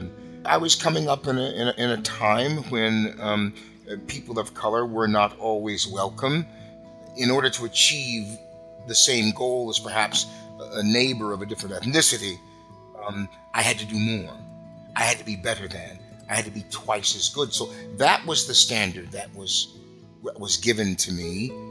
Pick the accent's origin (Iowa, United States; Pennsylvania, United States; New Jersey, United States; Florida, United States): Iowa, United States; Des Moines; I grew up in Des Moines, Iowa, in the heart of the Midwest. I'm grateful to my mother for getting off the train from Mississippi in Iowa.